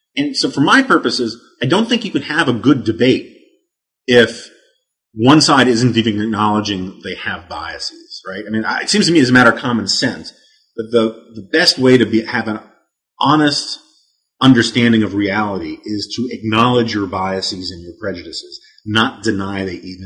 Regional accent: New York City, New York, United States; growing up on the Upper West Side of Manhattan

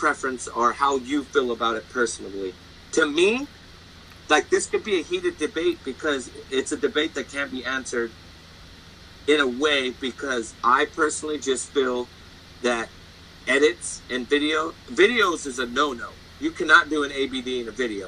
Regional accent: Great Falls, Montana, United States; I'm from Great Falls, Montana.

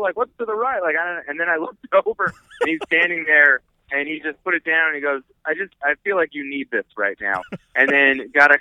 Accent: New Jersey, United States; I grew up in North Jersey

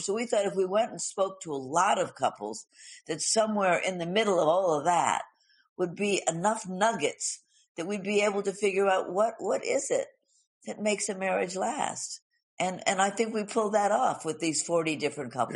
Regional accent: Los Angeles, California, United States; I grew up in Hollywood.

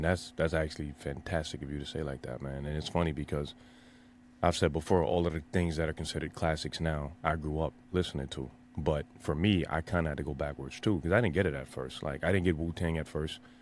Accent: New York City, New York, United States; I'm from the Bronx

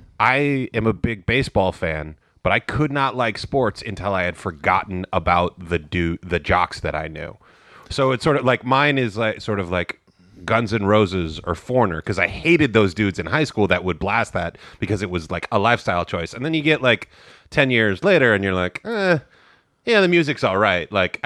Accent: Santa Cruz, California, United States; I grew up in Santa Cruz.

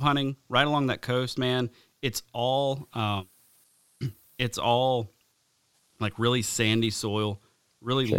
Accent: the South, deep South Alabama, United States; moved away; growing up in the South

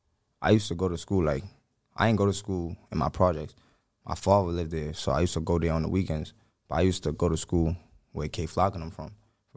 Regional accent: New York City, New York, United States; born or raised there

